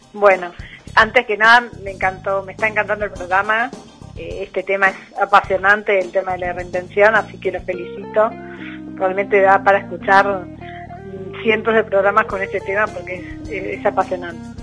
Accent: Argentina; moved away as an adult; also born or lived in Buenos Aires; now in Uruguay; yo soy argentina.

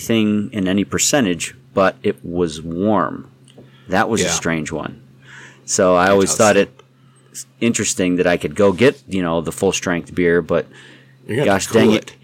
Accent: New York, United States; moved away; I'm from New York originally

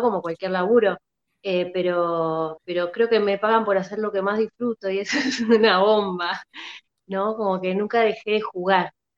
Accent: La Plata, Buenos Aires Province, Argentina; now in Buenos Aires, Argentina; Yo soy de La Plata, yo empecé haciendo talleres allá en La Plata

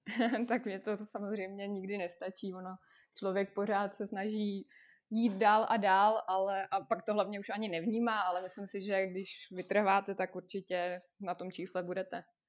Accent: Russia; moved away; jsem z Ruska, je mi 26 let

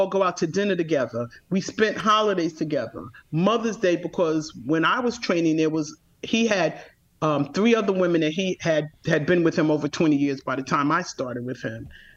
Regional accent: New York City, New York, United States; I grew up in Bed-Stuy

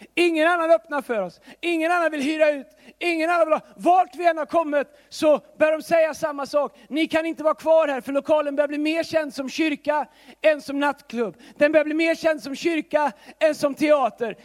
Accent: Tidaholm, Västra Götaland, Sweden; now in Stockholm, Sweden; Tidaholm där jag kommer ifrån

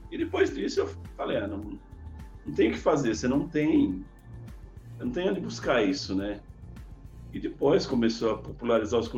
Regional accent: São Paulo, Brazil; eu, eu sou de São Paulo, mas eu mudei para o interior, era uma cidade pequena, não, não existia recurso, não tinha curso de informática.

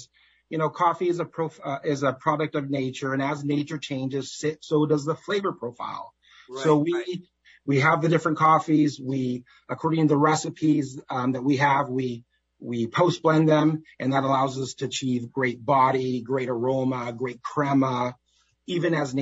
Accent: Seattle, Washington, United States; born or raised there

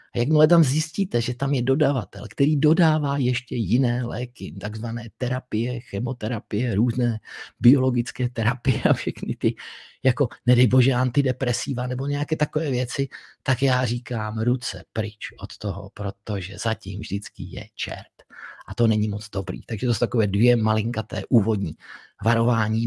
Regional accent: Czechia; tak jsem patriot Čech protože jsem se narodil tady

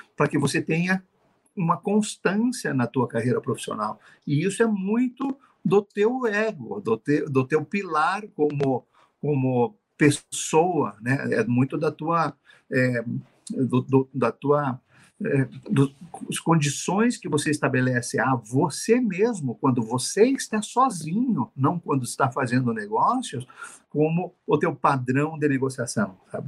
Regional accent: Brazil; nós somos brasileiros, eu sou brasileiro

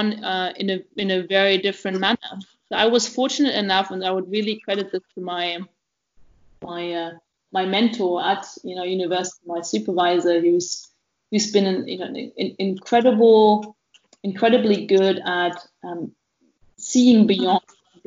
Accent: East Germany, Germany; moved away; also born or lived in Oxford; I grew up in East Germany of a family of a German dad and a Belarusian mother

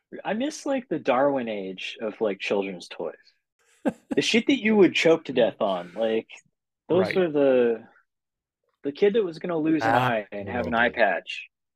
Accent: Toronto, Ontario, Canada; now in California, United States; I grew up in like in Toronto, like in actual Toronto.

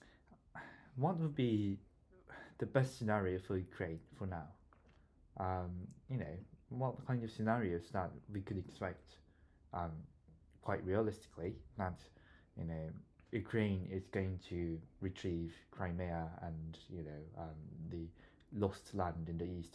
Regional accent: South Korea; now in Bristol, United Kingdom; I'm from South Korea, and we are a divided country

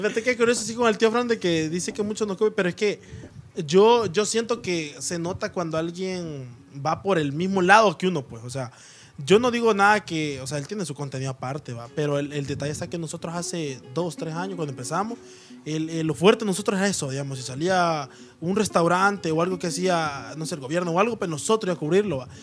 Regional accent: Soyapango, San Salvador, El Salvador; como bichos de allá de soya

